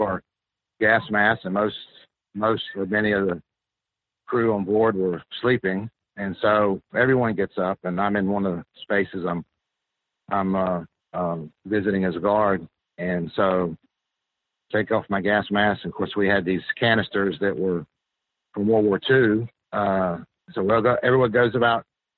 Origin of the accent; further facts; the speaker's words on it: Hattiesburg, Mississippi, United States; moved away as an adult; also born or lived in Staten Island / Philadelphia; the local college in my hometown, University of Southern Mississippi